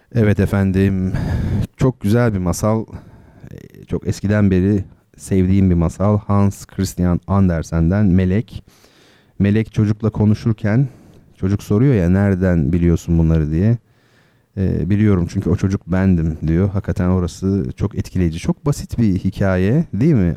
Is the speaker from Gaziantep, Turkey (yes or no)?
no; İzmir, Turkey; Karşıyaka'da, İzmir Karşıyaka'da oralıyım ben.